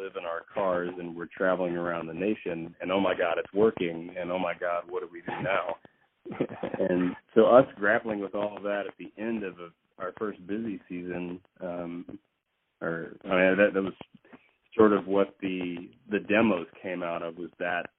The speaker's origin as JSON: {"language": "English", "town": "Fort Worth", "region": "Texas", "country": "United States", "tie": "born or raised there", "also_born_or_lived": "Austin, United States", "said": "I grew up in Fort Worth, Texas. I did a lot of growing up in Austin because I was in college at the time. But when I was a kid, it was in Fort Worth."}